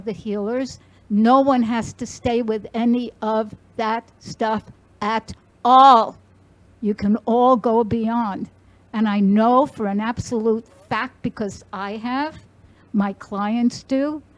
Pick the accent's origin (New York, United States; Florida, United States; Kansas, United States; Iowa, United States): New York, United States; I am from New York